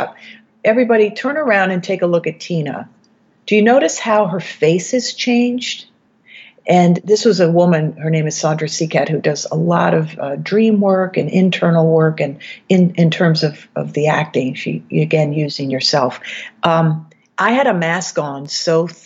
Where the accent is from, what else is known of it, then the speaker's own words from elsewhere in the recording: East Coast, United States; moved away as an adult; also born or lived in New York City, United States / Los Angeles, United States; I'm from the East Coast